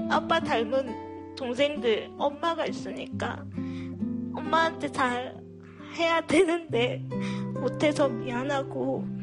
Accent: Gwangju, South Korea; 네, 저도 광주 사람이거든요.

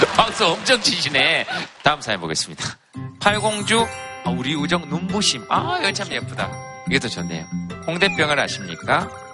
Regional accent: Yeongcheon, North Gyeongsang, South Korea; 영천시 고경면 창아리입니다.

